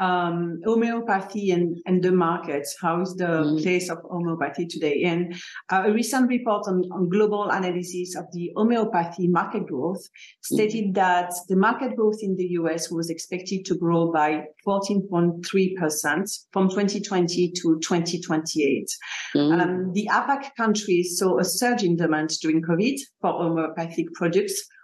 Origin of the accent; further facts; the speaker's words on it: France; So I grew up in France